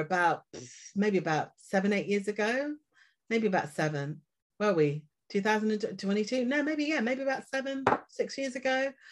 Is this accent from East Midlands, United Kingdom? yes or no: yes; Leicester, East Midlands, United Kingdom; moved away as an adult; now in London, United Kingdom; I'm originally from Leicester